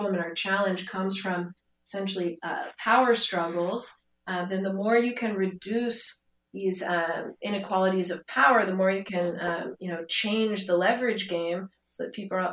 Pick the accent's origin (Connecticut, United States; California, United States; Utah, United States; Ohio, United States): California, United States; Silicon Valley; now in Tel Aviv, Israel; I grew up in Silicon Valley, also a great place, obviously, to live and to grow up